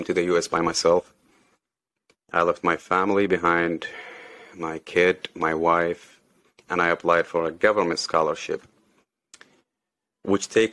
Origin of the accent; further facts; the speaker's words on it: Saudi Arabia; moved away as an adult; I grew up in Saudi. Yeah, I was born in Saudi, grew up in Saudi till I was 26, 27